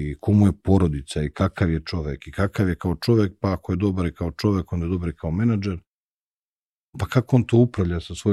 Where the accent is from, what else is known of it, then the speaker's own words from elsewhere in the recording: Zlakusa, Zlatibor District, Serbia; Odrastao sam pored jedne velike fabrike i znaš, i moj deda i moj otac i celo selo iz kojeg sam svi su radili u jednoj istoj fabrici, u jednoj velikoj veljonici i cela priča u ono, okruženju je fabrika. Mi smo putovali, pošto je meni majka, mi smo iz Zlakuse, iz Užica, majka iz Vojvodine